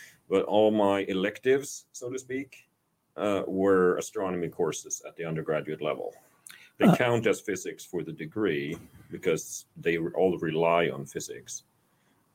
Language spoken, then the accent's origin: English; Sweden; accent: Swedish; moved away as an adult; also born or lived in Iowa, United States / Chicago, United States; now in Kerrville, United States; I am from Sweden. That's why I sound like this, like a Swedish chef